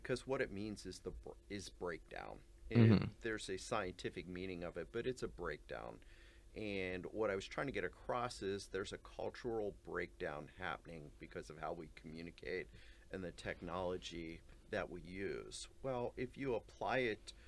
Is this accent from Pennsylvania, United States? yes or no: yes; Ligonier, Pennsylvania, United States; I grew up in Western Pennsylvania, a small town called Ligonier